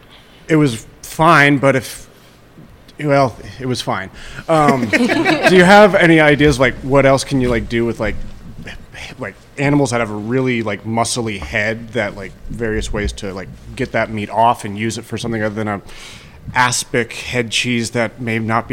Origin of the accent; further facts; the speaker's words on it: New Mexico, United States; so I came from New Mexico and actually got to be successfully hunting javelina